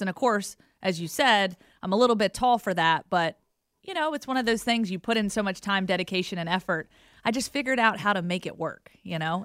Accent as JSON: {"language": "English", "town": "Roanoke", "region": "Virginia", "country": "United States", "tie": "born or raised there", "also_born_or_lived": "Giles County, Virginia", "moved": "as an adult", "lives_now": "Alabama, United States", "said": "I grew up in Roanoke, moved to Giles."}